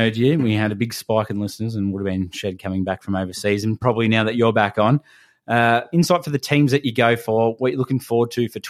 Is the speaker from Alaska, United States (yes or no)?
no; Michigan, United States; So I grew up in Michigan.